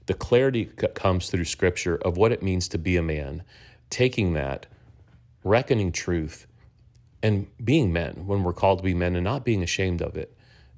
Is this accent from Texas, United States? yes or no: yes; Texas, United States; I'm from Texas, currently living in the Dallas-Fort Worth area.